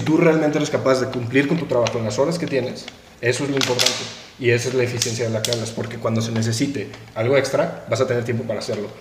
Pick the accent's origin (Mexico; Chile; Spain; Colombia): Mexico; Como mexicanos